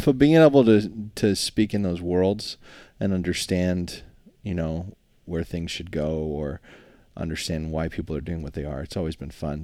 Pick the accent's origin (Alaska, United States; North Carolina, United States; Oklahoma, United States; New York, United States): Alaska, United States; construction was just the default growing up in Alaska